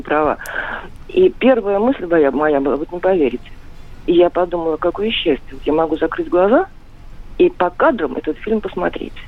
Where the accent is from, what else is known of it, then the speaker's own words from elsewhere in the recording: Saint Petersburg, Russia; я из Ленинграда, из Петербурга